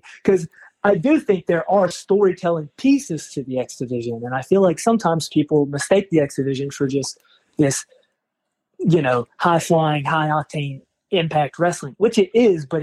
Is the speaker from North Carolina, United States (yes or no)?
yes; North Carolina, United States; now in Philadelphia, United States; I'm from North Carolina.